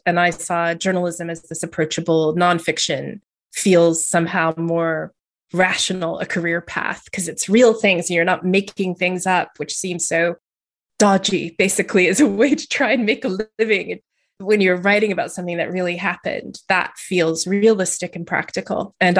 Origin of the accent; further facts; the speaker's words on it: Texas, United States; moved away as an adult; also born or lived in Montana / Louisiana; now in England; I grew up all over the place. My parents moved a lot. So I lived in the US. I was born in the US, actually. And I lived there until I was in my 20s. And then I moved to England. So I grew up in Texas a bit and in Montana a bit and in Louisiana a bit.